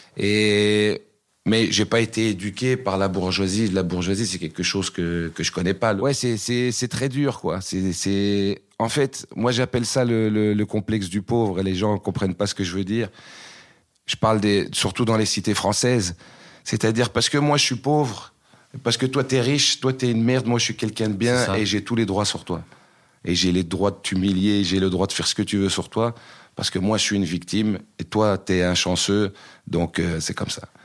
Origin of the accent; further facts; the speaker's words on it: Uccle, Brussels-Capital Region, Belgium; also born or lived in Waterloo; Je suis pas né à Braine-l'Alleud, je suis né à Uccle